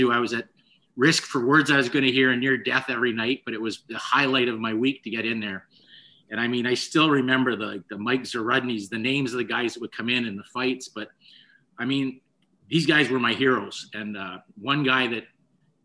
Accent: Toronto, Ontario, Canada; growing up in Rexdale

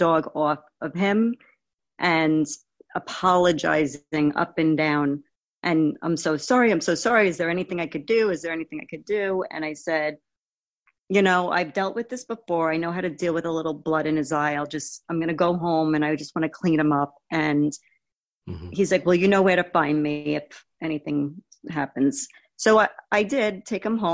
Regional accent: Long Island, New York, United States; I'm born and raised in Long Island, New York

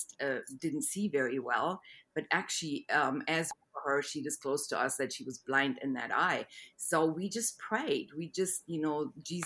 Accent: Germany; moved away as an adult; also born or lived in Munich, Germany; now in Houston, United States; I grew up in Germany

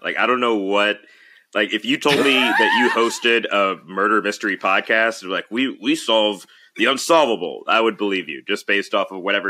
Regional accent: Birmingham, Alabama, United States; now in Los Angeles, United States; I currently live in Los Angeles, California, but I'm originally from Birmingham, Alabama.

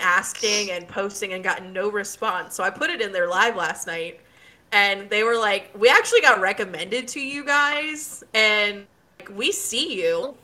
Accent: Waldorf, Maryland, United States

